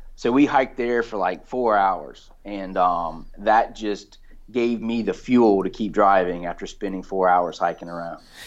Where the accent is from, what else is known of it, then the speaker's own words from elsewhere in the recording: Valdosta, Georgia, United States; now in Florida, United States; I grew up in South Georgia